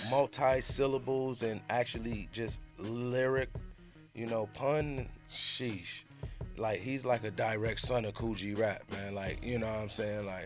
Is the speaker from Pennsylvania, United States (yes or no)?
no; Rochester, New York, United States; I'm from Rochester, which is 45 minutes.